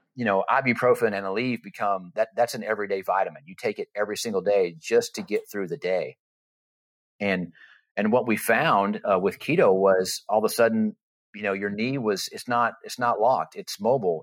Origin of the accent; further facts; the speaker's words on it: Texas, United States; moved away as an adult; also born or lived in Florida; we moved from Florida, uh, back to our hometown, Texas